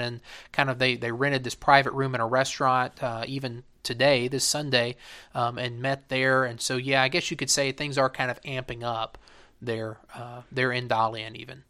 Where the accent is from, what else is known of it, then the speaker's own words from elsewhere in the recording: United States; moved away as an adult; also born or lived in China; I am American